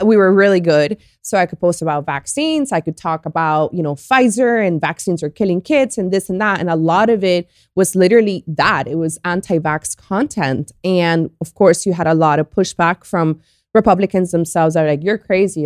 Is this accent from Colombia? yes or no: yes; Colombia; now in Miami, United States; I was born in Colombia, and I've been here since nineteen ninety-nine. I live in Miami.